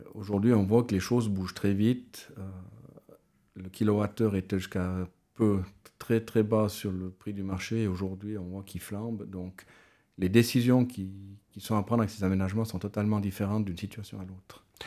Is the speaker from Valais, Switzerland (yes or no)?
yes; mountain commune in Valais, Switzerland; je suis originaire de Lille